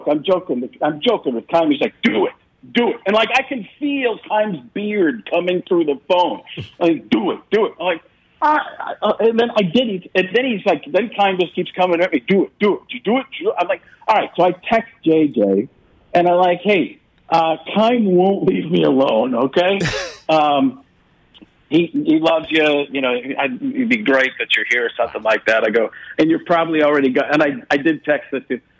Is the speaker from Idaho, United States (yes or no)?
no; Wisconsin, United States; Packer fans are ticked off at me because I'm from Wisconsin.